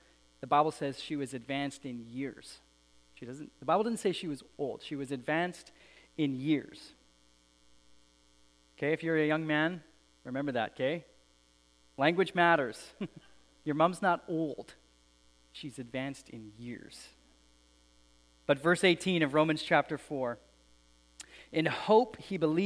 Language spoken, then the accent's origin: English; Alberta, Canada; I grew up in Alberta